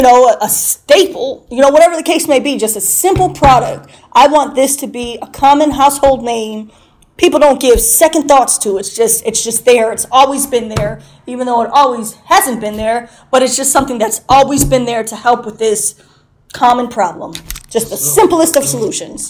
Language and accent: English; Chicago, Illinois, United States; now in Bradley, United States; I'm from Chicago, but I currently reside in Bradley.